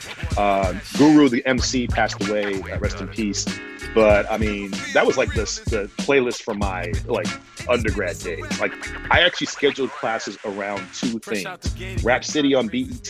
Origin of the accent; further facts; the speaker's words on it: England, United Kingdom; now in Austin, United States; I grew up in England in the 1980s